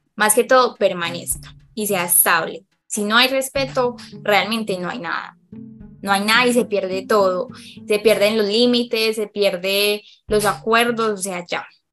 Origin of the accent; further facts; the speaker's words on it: Medellín, Antioquia, Colombia; soy psicóloga de Colombia, eh, específicamente de Medellín